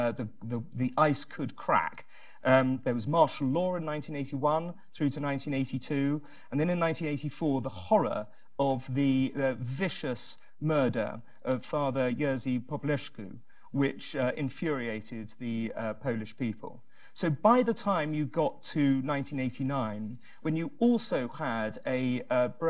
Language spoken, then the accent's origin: English; England, United Kingdom; As an Englishman